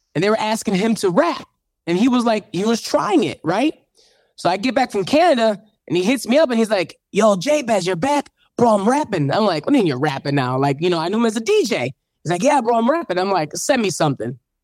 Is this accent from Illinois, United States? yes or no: yes; Chicago, Illinois, United States; moved away; I'm from Chicago. When I go back, I go visit the church.